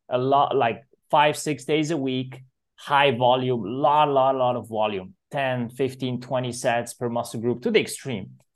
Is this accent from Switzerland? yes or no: yes; Zurich, Switzerland; I was born in Switzerland, so I grew up in Zurich, beautiful Swiss city